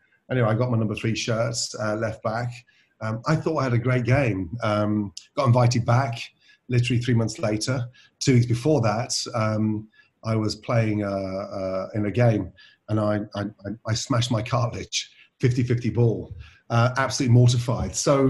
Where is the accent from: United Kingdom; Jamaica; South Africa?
United Kingdom; England; also born or lived in Scotland; So it's funny because I was born in Scotland and then sort of raised in England, but we lived, oh my God, from Daventry to Birmingham to Stratford-on-Avon to Newcastle, you name it, we've lived there.